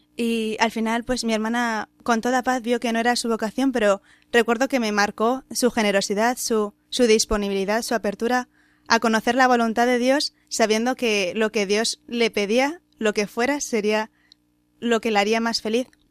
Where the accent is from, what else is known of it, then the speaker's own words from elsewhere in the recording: Madrid, Community of Madrid, Spain; soy de Madrid